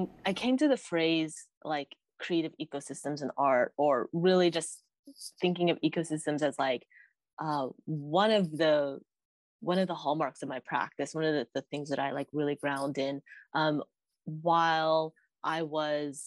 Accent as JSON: {"language": "English", "town": "Stockton", "region": "California", "country": "United States", "tie": "born or raised there", "said": "I grew up in the Central Valley of California, where I've been like raised"}